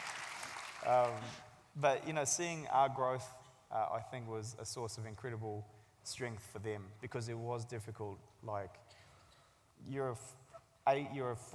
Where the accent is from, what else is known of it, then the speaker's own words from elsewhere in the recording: Christchurch, Canterbury, New Zealand; also born or lived in Sangjoy, Afghanistan; I had incredibly positive childhood growing up in Christchurch.